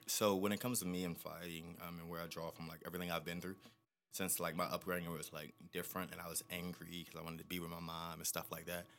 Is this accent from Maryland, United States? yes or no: yes; Maryland, United States; also born or lived in Annapolis, Maryland / Charles County, Maryland; I am from Maryland. I was born in Annapolis